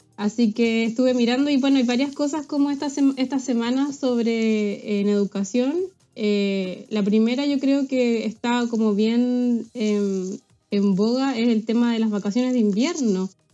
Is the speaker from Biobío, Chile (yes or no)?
yes; Talcahuano, Biobío, Chile; moved away as an adult; now in Glasgow, United Kingdom; soy talcahuano, del Huachipato